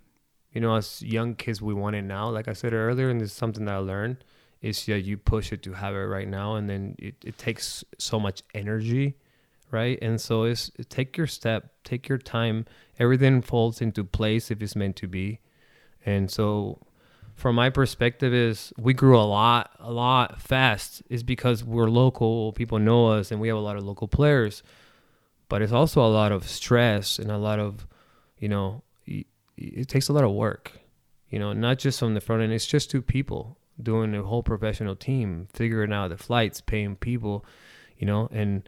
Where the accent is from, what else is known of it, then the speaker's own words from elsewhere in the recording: Argentina; now in Omaha, United States; I might not be born and raised in Omaha, but I'm more American than Argentinian, because I live more in America than I did in Argentinian. But my passion, my culture, the culture that I have is soccer, because I am Argentinian.